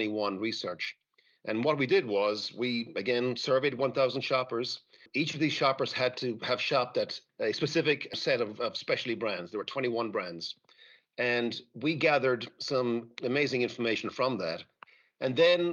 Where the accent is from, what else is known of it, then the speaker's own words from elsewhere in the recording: Ireland; Being Irish